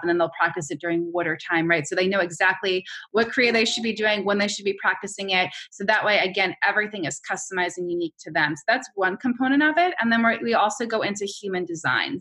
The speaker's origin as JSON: {"language": "English", "region": "New York", "country": "United States", "said": "I'm a New Yorker"}